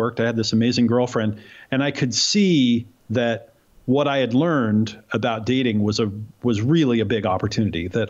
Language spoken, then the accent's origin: English; Oregon, United States; I grew up in Oregon to hippie parents who didn't want me to grow up in New York and the city where they had grown up.